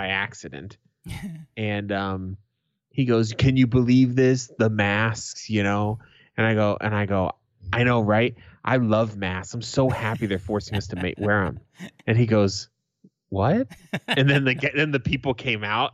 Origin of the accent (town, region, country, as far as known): Boston, Massachusetts, United States; moved away